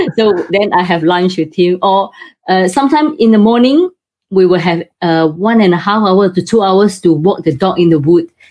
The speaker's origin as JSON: {"language": "English", "country": "Singapore", "moved": "yes", "lives_now": "United Kingdom", "said": "Originally, I'm from Singapore, but now I have moved to UK."}